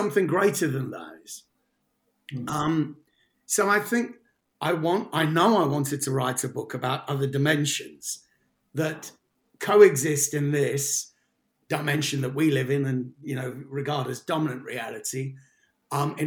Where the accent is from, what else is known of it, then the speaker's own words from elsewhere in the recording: London, United Kingdom; moved away as an adult; now in South West England, United Kingdom; I grew up in Paddington in central London